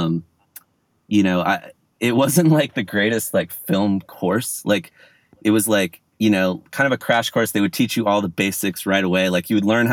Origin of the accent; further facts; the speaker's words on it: Orange County, California, United States; I'm from Orange County, which is like an hour south